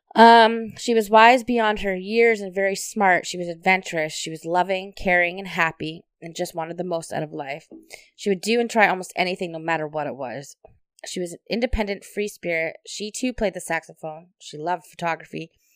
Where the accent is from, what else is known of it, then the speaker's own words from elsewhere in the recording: Hamilton, Ontario, Canada; we're from Hamilton